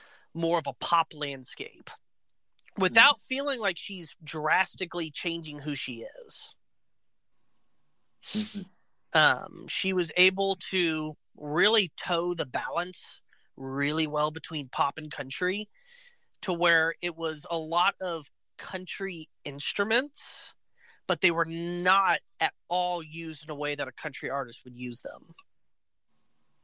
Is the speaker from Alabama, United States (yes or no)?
yes; Alabama, United States; I was born in Alabama